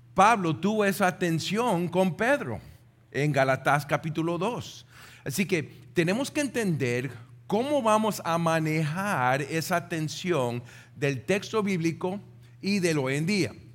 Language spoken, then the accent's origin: Spanish; Puerto Rico; nosotros como puertorriqueños